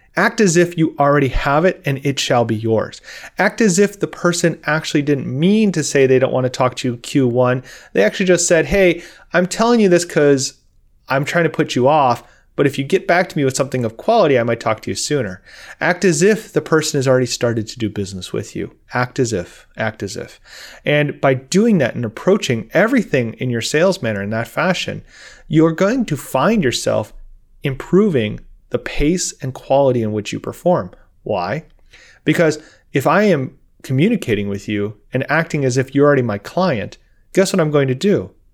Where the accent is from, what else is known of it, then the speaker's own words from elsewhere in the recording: Midwest, United States; I'm from the Midwest.